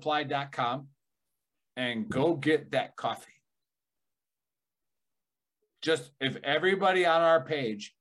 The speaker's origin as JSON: {"language": "English", "town": "Milwaukee", "region": "Wisconsin", "country": "United States", "said": "I'm from Milwaukee"}